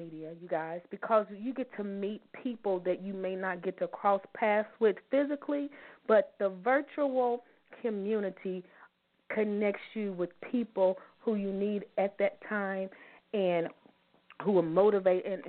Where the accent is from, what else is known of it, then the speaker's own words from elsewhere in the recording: Louisville, Kentucky, United States; we are Louisville ladies from Louisville, Kentucky, and we still live in the city